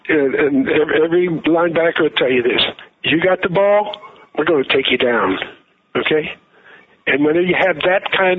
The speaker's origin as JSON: {"language": "English", "region": "West Virginia", "country": "United States", "tie": "born or raised there", "also_born_or_lived": "New York", "moved": "as an adult", "lives_now": "Washington, United States", "said": "I was born in West Virginia, raised in New York, now live right outside of Washington."}